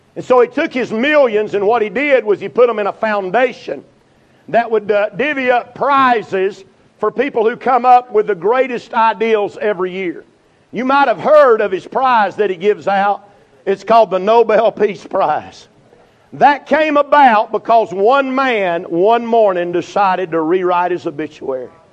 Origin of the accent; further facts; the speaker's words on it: Burnsville, North Carolina, United States; I'm from Burnsville